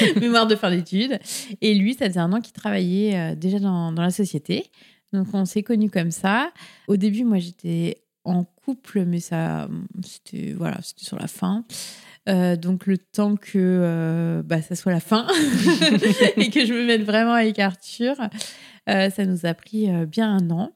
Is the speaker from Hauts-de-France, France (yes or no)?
no; Paris, Île-de-France, France; now in Rennes, France; Je viens normalement de région parisienne. Enfin, je suis née à Paris même